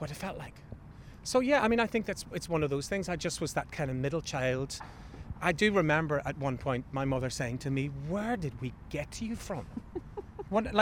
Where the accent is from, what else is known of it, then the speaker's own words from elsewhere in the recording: Belfast, Northern Ireland, United Kingdom; when we were kids growing up on the Falls Road